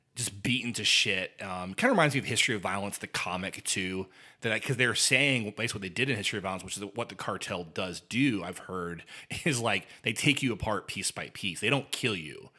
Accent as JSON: {"language": "English", "region": "Indiana", "country": "United States", "tie": "born or raised there", "said": "I grew up in Indiana"}